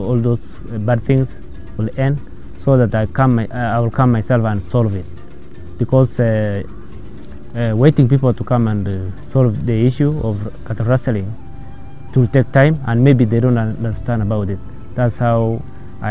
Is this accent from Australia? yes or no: no; Kases, West Pokot County, Kenya; I was born in Kases village and in Kiwawa location, North Pokot district, West Pokot County. So I was raised in Kases